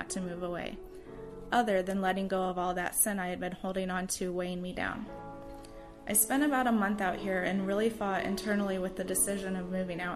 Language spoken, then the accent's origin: English; Warsaw, Indiana, United States; moved away as an adult; now in Maryland, United States; I left my hometown, Warsaw, Indiana